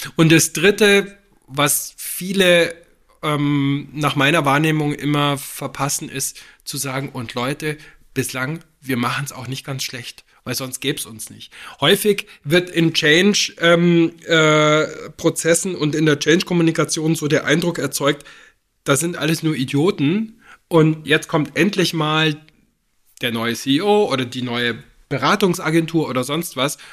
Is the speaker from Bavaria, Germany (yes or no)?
yes; Füssen, Bavaria, Germany; moved away; Ich bin in Füssen aufgewachsen, nach vielen Jahren im Flach und im Ausland schaue ich jetzt auf die Berge meiner Kindheit, bloß von der anderen Seite